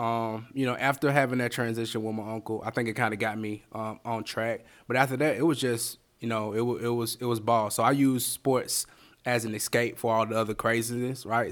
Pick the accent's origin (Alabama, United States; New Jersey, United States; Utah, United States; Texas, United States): Alabama, United States; Bessemer; also born or lived in Berea, Kentucky; now in Birmingham, United States; born in Bessemer, Alabama. I was raised in Bessemer, Alabama